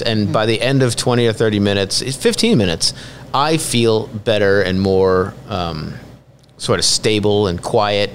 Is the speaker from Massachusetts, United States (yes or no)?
yes; Northborough, Massachusetts, United States; moved away; I'm from Northborough, and okay. it, it's still a wonderful little town, but mm-hmm. it's gridlocked with traffic. When I was a kid, there was like one traffic light in the town.